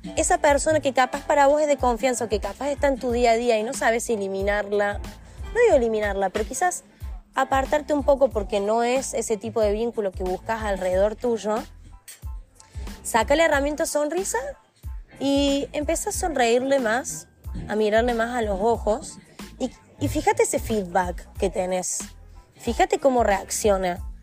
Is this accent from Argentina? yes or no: yes; Argentina